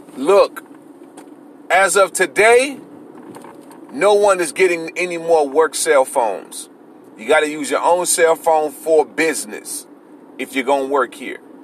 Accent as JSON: {"language": "English", "region": "Florida", "country": "United States", "said": "I'm from the same type of neighborhood Antonio Brown from. I'm from Florida"}